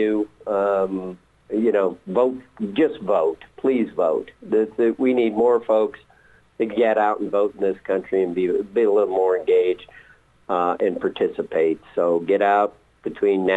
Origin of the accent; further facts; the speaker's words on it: Indiana, United States; where are you from? And I say, Indiana.